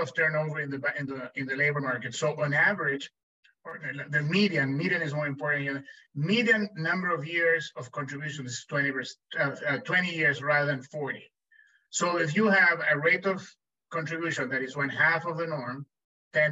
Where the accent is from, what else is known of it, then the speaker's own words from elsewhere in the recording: Chile; moved away as an adult; now in United States; When I was growing up in Chile